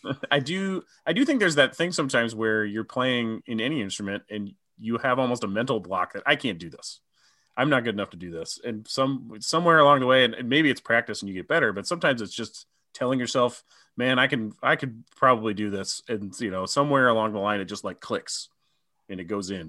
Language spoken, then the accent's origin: English; Omaha, Nebraska, United States; my hometown of Omaha